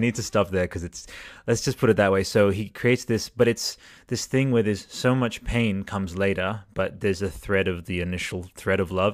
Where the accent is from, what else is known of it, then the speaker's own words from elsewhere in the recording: Italy; moved away; I was, uh, growing up in Italy at the time, and I'm, I'm bilingual Italian